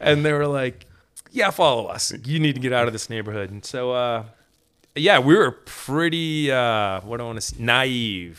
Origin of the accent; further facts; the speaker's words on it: Maine, United States; We're from Maine.